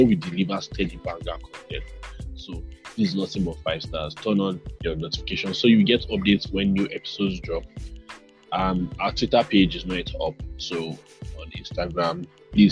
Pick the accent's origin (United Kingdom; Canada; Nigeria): Nigeria; I'm Nigerian